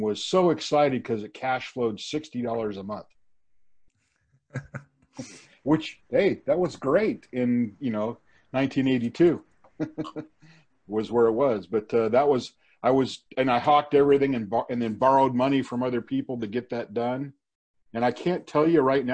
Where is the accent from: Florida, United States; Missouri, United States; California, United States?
California, United States; Los Angeles; also born or lived in Simi Valley; I grew up in Van Nuys